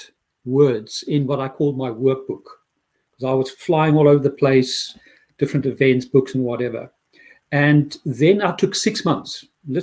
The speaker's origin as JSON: {"language": "English", "town": "Pretoria", "region": "Gauteng", "country": "South Africa", "tie": "born or raised there", "also_born_or_lived": "London", "moved": "as an adult", "lives_now": "Dublin, Ireland", "said": "I grew up in Pretoria, South Africa, most probably the most conservative Christianity that you can have on earth"}